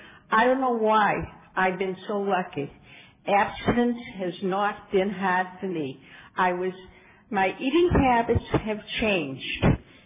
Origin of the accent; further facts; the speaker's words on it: Massachusetts, United States; now in California, United States; And I came from Massachusetts, and I moved to California in 1979.